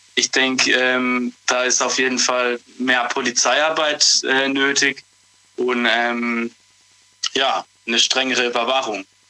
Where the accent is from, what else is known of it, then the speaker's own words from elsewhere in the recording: Freiburg, Baden-Württemberg, Germany; ich komme aus Freiburg